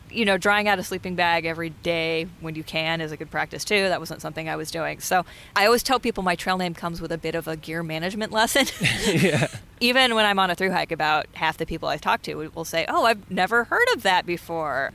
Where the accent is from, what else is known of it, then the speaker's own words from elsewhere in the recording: Sacramento, California, United States; I grew up in Sacramento.